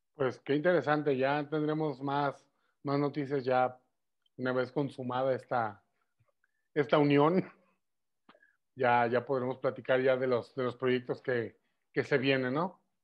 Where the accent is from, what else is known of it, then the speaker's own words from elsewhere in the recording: Guadalajara, Jalisco, Mexico; accent: tapatío; los mexicanos no tenemos acento, hablamos como en las películas.